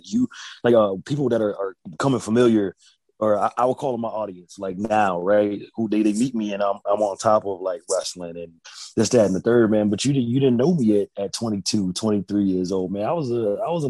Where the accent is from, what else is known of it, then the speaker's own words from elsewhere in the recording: Boston, Massachusetts, United States; now in Virginia Beach, United States; I'm from Boston, which I believe to be the greatest city in the world. I live in Virginia Beach now